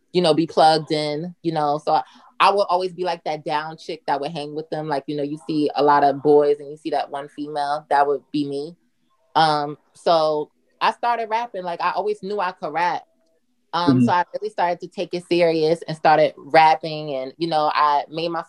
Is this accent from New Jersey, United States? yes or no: yes; Newark, New Jersey, United States; now in New York, United States; I'm from Newark, New Jersey, born and raised.